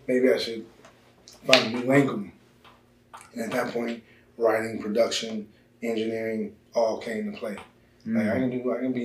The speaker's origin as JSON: {"language": "English", "town": "Washington", "region": "District of Columbia", "country": "United States", "tie": "born or raised there", "said": "I'm from Washington, D.C."}